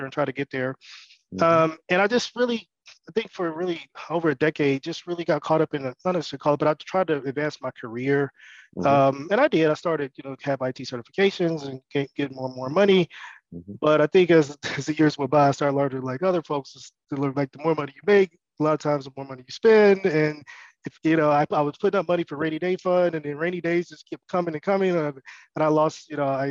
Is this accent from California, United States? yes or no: no; Detroit, Michigan, United States; also born or lived in Nashville, Tennessee; I'm from Detroit, Michigan. Mm-hmm. I grew up there